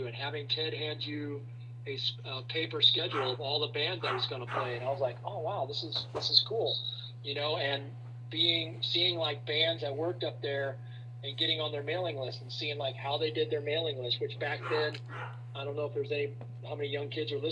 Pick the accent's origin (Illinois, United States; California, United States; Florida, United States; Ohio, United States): Illinois, United States; Fairbury; moved away as an adult; also born or lived in Charleston, Illinois / Tuscola, Illinois / Effingham, Illinois / Mattoon, Illinois; now in Atlanta, United States; I grew up in Fairbury, Illinois